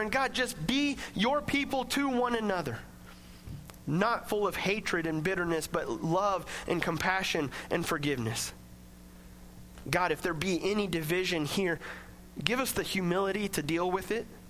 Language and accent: English; Coffeyville, United States; I grew up in Coffeeville